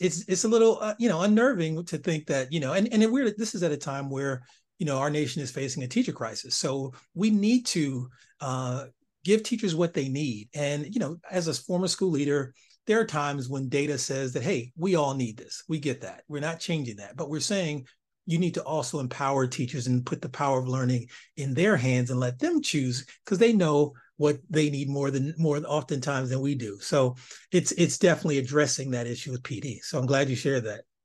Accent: East Cleveland, Ohio, United States; growing up in East Cleveland, Ohio

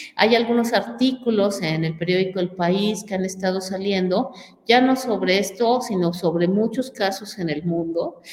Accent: Mexico; lo que somos los mexicanos, creativos, artistas de nivel mundial

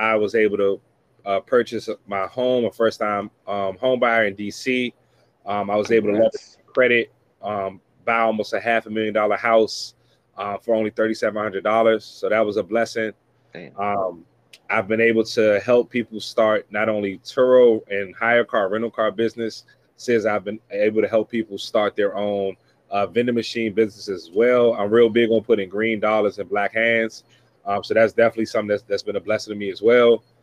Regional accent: Washington, District of Columbia, United States; I'm born and raised in Washington, D.C.

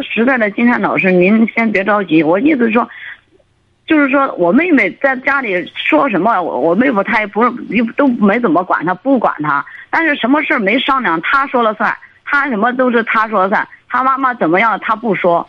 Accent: southern China, China; now in Beijing, China; 在北京，我都是那个南方人

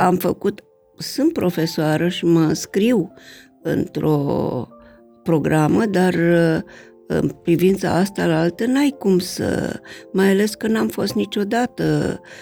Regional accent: Romania

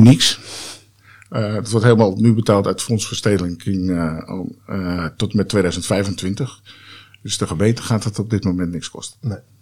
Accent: Haarlem, North Holland, Netherlands; moved away; also born or lived in Amsterdam / Lelystad; ik ben eh, eh, opgegroeid in Haarlem, geboren in Amsterdam, maar ik ben echt in Haarlem opgegroeid

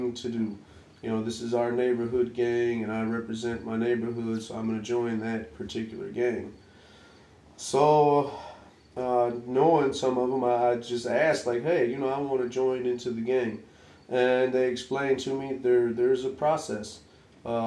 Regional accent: Detroit, Michigan, United States; I'm from Detroit, the southwest side of Detroit

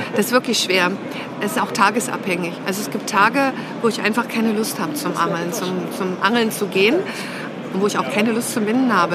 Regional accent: Saxony-Anhalt, Germany; moved away; also born or lived in Thuringia; aus der Gegend, wo ich herkomme, ich bin Anhaltinerin

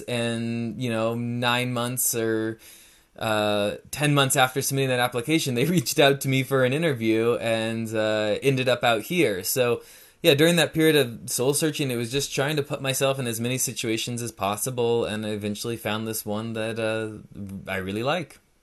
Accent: Northern California, United States; moved away as an adult; now in Portland, United States; I grew up in Northern California, a pretty small town east of Sacramento, west of Lake Tahoe, so in the, the foothills of the Sierra Nevada mountains

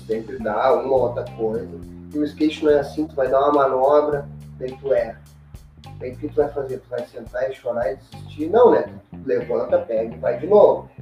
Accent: Novo Hamburgo, Rio Grande do Sul, Brazil; eu sou de Novo Hamburgo

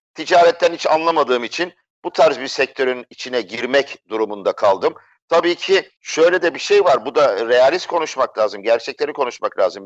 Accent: Istanbul, Turkey; 1963 yılında İstanbul'da dünyaya geldim.

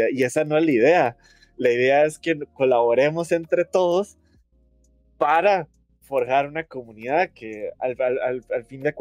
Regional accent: Limón, Costa Rica; no me di cuenta que en mi pueblo

